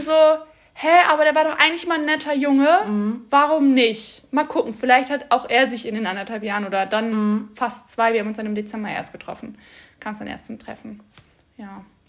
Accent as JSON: {"language": "German", "town": "Bad Honnef", "region": "North Rhine-Westphalia", "country": "Germany", "tie": "born or raised there", "said": "wir kommen beide aus Bad Honnef und sind beide der gleiche Jahrgang"}